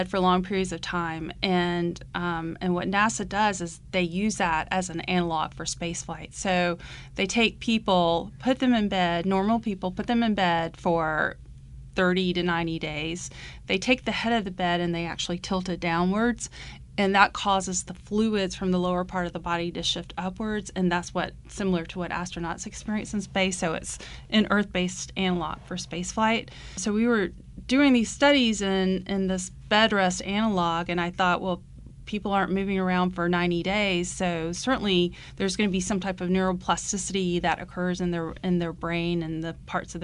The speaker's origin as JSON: {"language": "English", "town": "Georgetown", "region": "South Carolina", "country": "United States", "tie": "born or raised there", "said": "I grew up in Georgetown, South Carolina, which is just up the road from here."}